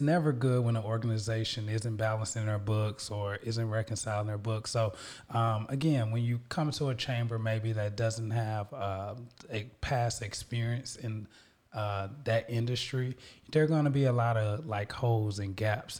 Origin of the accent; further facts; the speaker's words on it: Little Rock, Arkansas, United States; moved away as an adult; now in Houston, United States; I'm from Little Rock, Arkansas, moved to Houston